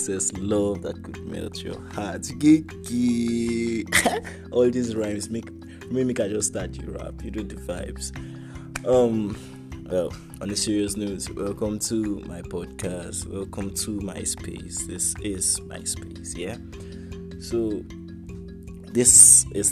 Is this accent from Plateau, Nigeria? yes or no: yes; Jos, Plateau, Nigeria; now in Abuja, Nigeria; I am from Jos Plateau State, from Jos South. Precisely, I am Biram